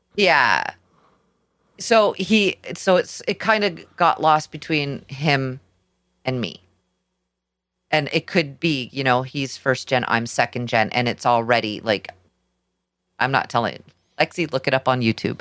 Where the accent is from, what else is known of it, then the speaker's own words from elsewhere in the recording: Canada; we're Canadian.